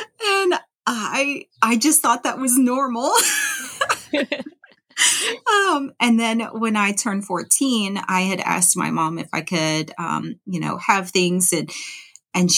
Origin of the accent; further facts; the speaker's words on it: Louisiana, United States; moved away as an adult; also born or lived in Memphis, Tennessee; I'm from Louisiana